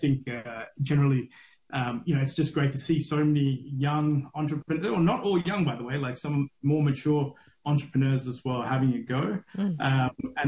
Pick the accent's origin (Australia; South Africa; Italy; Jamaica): Australia; moved away as an adult; also born or lived in Sri Lanka; now in Singapore; I'm Sri Lankan originally. I moved to Australia when I was 5. I grew up in Australia till I was 20, and I spent about 20 odd years out of Sri Lanka, out of Australia now.